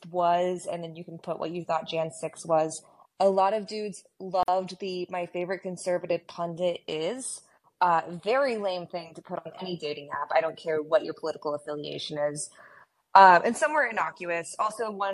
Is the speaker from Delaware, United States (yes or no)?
no; Texas, United States; I grew up in Texas